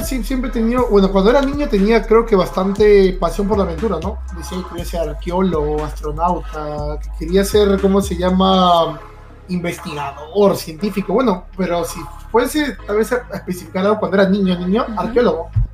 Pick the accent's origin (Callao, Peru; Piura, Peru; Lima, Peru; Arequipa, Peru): Lima, Peru; yo he nacido en Lima, toda mi vida he vivido aquí en Lima, pero para ser más específico, he vivido en el balneario de Ancón